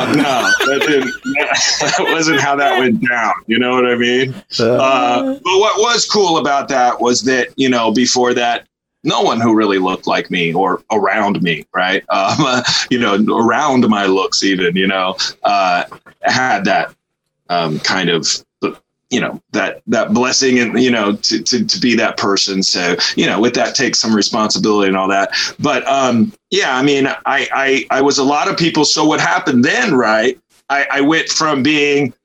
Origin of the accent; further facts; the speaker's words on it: Los Angeles, California, United States; being born and raised in Los Angeles